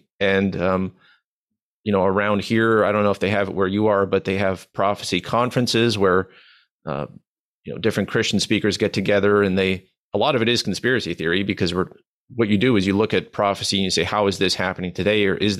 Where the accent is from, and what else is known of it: Manitoba, Canada